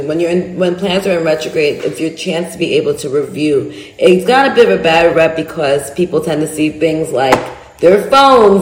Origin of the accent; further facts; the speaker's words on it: United States; I'm an American